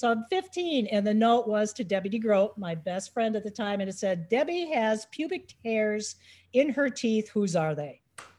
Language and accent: English; Lakeville, United States; I was born and raised in Lakeville